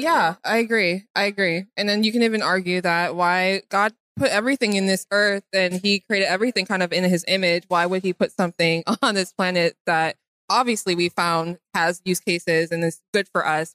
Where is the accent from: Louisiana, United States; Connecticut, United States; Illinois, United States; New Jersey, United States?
Illinois, United States; Chicago; I am originally from Chicago